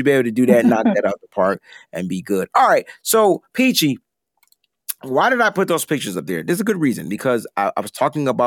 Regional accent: East Coast, United States; I'm from the East Coast, so growing up, whenever I would hear about San Francisco, it was rice roni

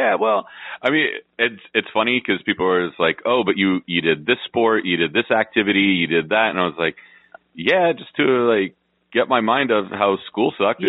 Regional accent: San Francisco, California, United States; I'm originally from San Francisco

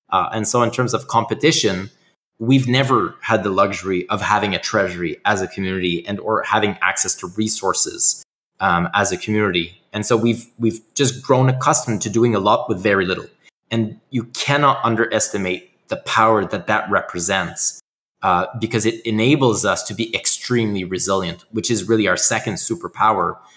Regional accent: Canada; I'm Canadian

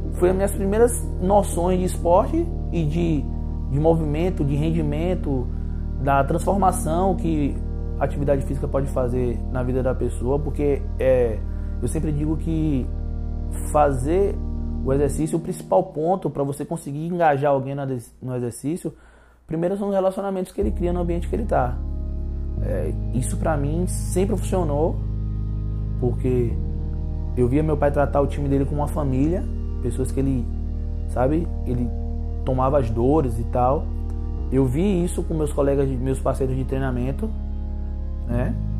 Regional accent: Itabuna, Bahia, Brazil; nasci e criado aqui em Itabuna mesmo

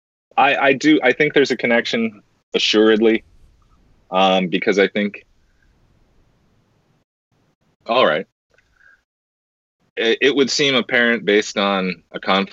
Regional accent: United States; as an American, I'll speak for a lot of us here in America.

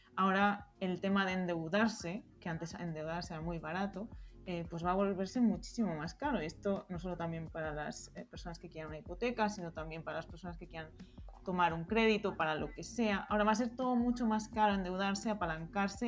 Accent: Spain; moved away as an adult; also born or lived in Berlin, Germany; yo soy española

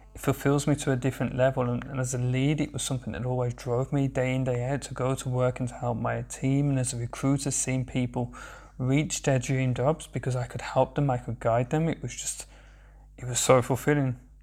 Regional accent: Birmingham, West Midlands, United Kingdom; accent: Birmingham/Sandwell; moved away as an adult; now in Berlin, Germany; I'm originally from Birmingham in the UK. I have a very, very strong accent

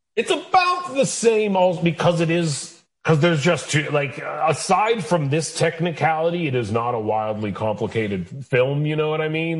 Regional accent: Canada; moved away as an adult; now in United States; I'm a Canadian person who left Canada to produce American content.

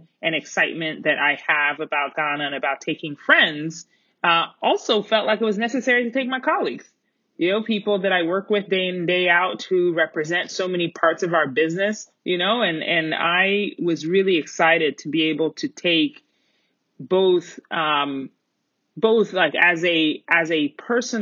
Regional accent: Colorado Springs, Colorado, United States; also born or lived in Middletown, Connecticut; born in Middletown, Connecticut, a very lively city. And grew up, I call my hometown Colorado Springs, Colorado

